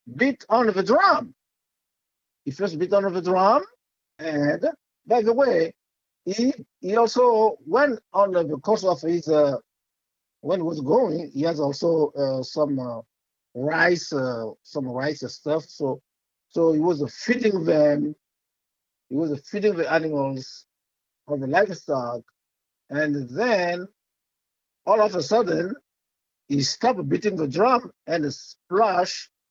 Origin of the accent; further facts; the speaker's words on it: Côte d’Ivoire; first language French; English is a second language; moved away as an adult; now in Los Angeles, United States; I'm from West Africa, but Ivory Coast, called Cote d'Ivoire.